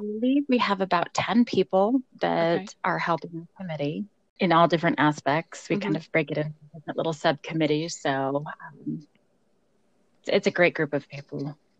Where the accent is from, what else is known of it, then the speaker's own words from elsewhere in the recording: Colorado, United States; Denver, Colorado, my home state